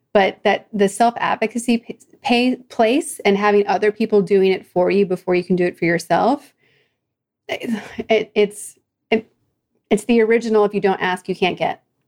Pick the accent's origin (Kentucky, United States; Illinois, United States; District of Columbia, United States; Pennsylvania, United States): Pennsylvania, United States; outside of Philadelphia; also born or lived in New Jersey; now in Orange County, United States; my family moved, but we were outside of Philadelphia